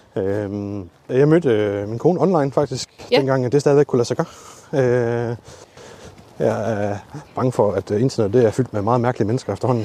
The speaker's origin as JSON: {"language": "Danish", "town": "Lemvig", "region": "Central Denmark Region", "country": "Denmark", "tie": "born or raised there", "moved": "yes", "lives_now": "Aalborg, Denmark", "said": "jeg er født og opvokset i Lemvi"}